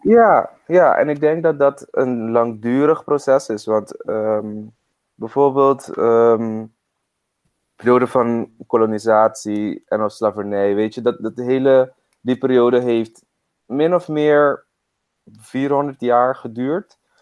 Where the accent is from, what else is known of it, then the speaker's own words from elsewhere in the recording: Curaçao; ik ben op Curaçao opgegroeid